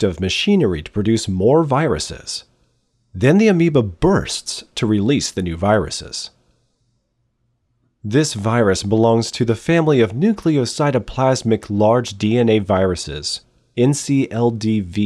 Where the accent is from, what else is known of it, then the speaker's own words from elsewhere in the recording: United States; I am American